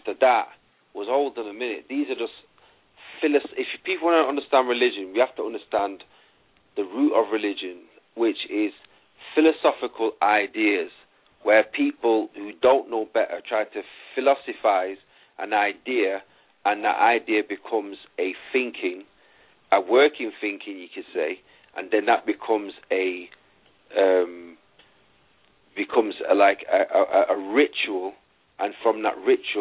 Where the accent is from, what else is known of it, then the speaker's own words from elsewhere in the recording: Manchester, North West England, United Kingdom; I'm Manchester, England. You know, I'm born.